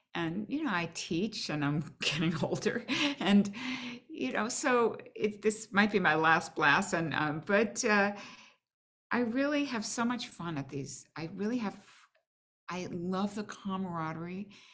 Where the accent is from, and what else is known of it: Boston, Massachusetts, United States; now in New York, United States